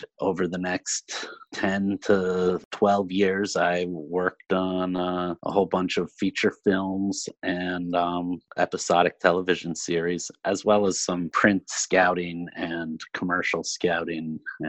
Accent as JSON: {"language": "English", "region": "Pennsylvania", "country": "United States", "also_born_or_lived": "New Orleans, Louisiana", "moved": "as an adult", "said": "I am from Pennsylvania, and I went to a film school at Penn State University, and after school moved down to New Orleans, Louisiana. That was in 2002, 2003"}